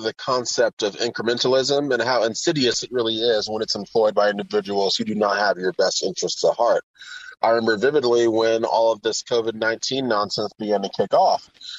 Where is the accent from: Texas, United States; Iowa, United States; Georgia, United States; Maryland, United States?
Texas, United States; San Antonio; now in Houston, United States; Originally, I'm from San Antonio, Texas. I was homeschooled. I'm the second oldest of nine children. And I've moved all around the world. And moving to Houston, where I live now, is actually my 22nd move.